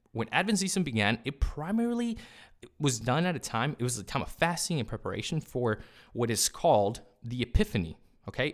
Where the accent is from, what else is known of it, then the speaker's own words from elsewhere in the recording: California, United States; first language Spanish; English is a second language; I grew up in California. Spanish is my first language.